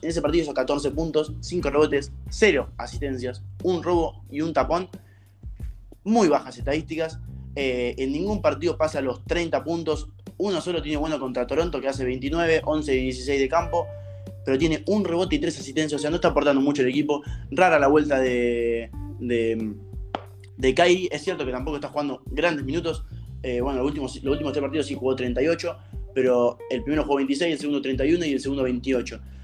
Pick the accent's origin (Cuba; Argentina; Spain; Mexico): Argentina; como argentino